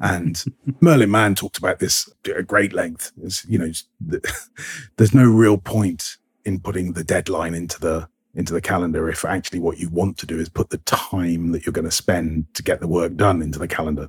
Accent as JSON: {"language": "English", "country": "United Kingdom", "said": "I'm British"}